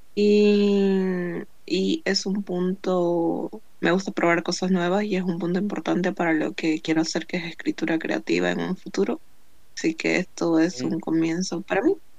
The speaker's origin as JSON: {"language": "Spanish", "country": "Bolivia", "said": "soy de Bolivia"}